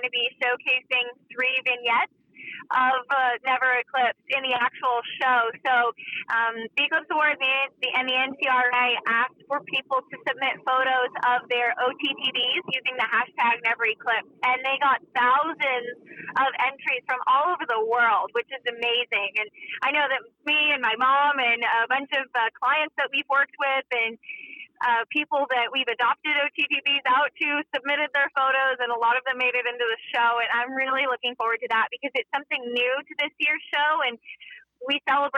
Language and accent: English; Connecticut, United States; I'm from Connecticut